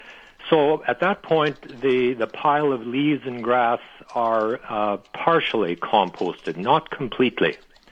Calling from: Steinbach, Manitoba, Canada

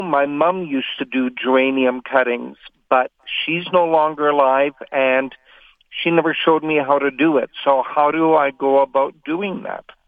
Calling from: Winnipeg, Manitoba, Canada; I'm calling from North Kildonan in Winnipeg

